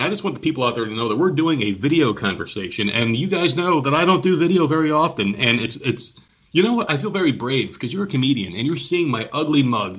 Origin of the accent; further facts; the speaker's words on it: United States; moved away as an adult; now in South Carolina, United States; I'm from New York, New Jersey